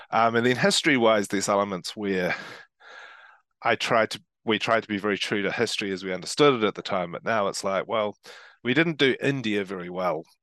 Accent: Christchurch, Canterbury, New Zealand; I come from Christchurch, which is part of Canterbury

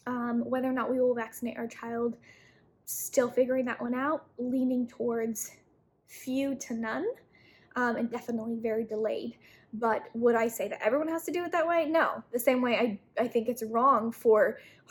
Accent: Utah, United States; I was raised in Utah, which is very prepper mind frame.

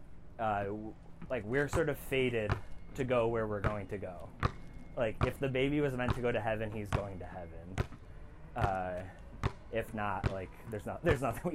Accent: Oak Forest, Illinois, United States; in my hometown, which is called Oak Forest

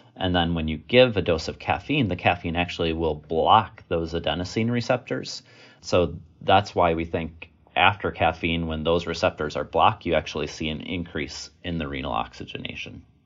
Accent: Wisconsin, United States; also born or lived in Virginia; I was born and raised in Wisconsin

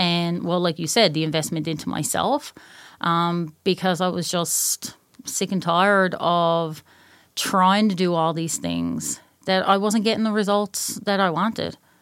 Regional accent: Newfoundland and Labrador, Canada; moved away; I'm from Newfoundland.

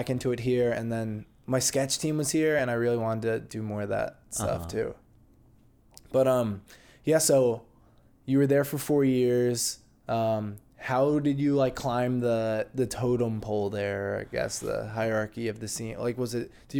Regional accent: Connecticut, United States; So I'm actually from Connecticut.

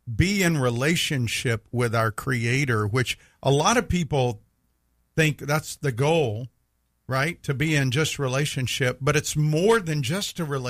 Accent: Meridian, Mississippi, United States; I grew up in Meridian and big Mississippi State fans there

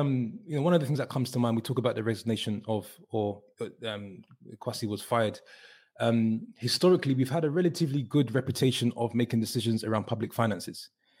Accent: United Kingdom; as UK British citizens

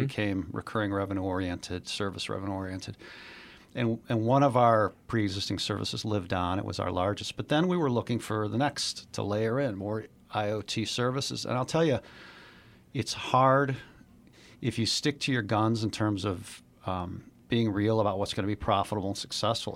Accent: Chicago, Illinois, United States; I grew up in Chicago, born and raised

